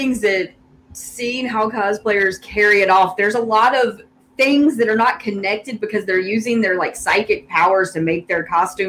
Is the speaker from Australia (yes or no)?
no; the South, United States; accent: Southern; My Southern accent comes through too much